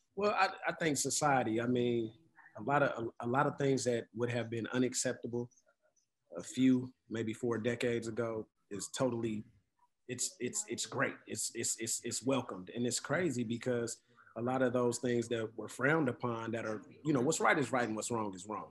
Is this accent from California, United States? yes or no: yes; Oakland, California, United States; I'm from Oakland